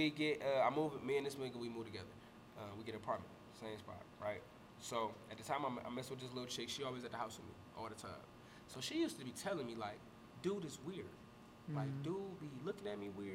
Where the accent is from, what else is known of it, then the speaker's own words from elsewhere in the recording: Cleveland, Ohio, United States; also born or lived in Virginia; I was from Cleveland